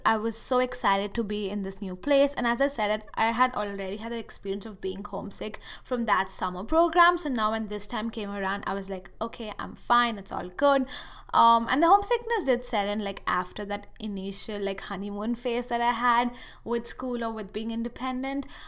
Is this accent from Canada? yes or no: no; India; moved away as an adult; now in United States; I went to this summer school thing at a university in India for a month